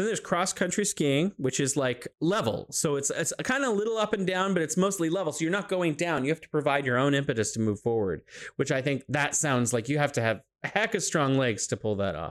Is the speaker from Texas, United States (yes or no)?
no; California, United States; now in Wuhan, China; I'm originally from California, but now I'm living here in beautiful Wuhan, China